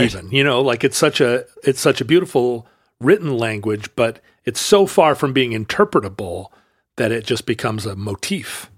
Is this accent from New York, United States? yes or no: no; Alaska, United States; now in Pacific Northwest, United States; I grew up in Alaska and that we live here in the Northwest